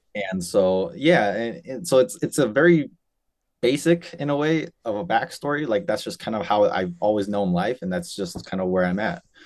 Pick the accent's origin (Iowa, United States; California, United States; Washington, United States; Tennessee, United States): Washington, United States; Spokane; I was born and raised in Spokane, Washington.